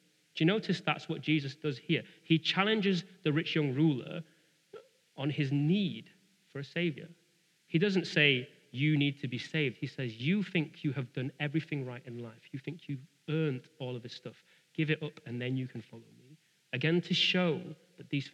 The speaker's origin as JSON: {"language": "English", "country": "United Kingdom", "said": "we're British."}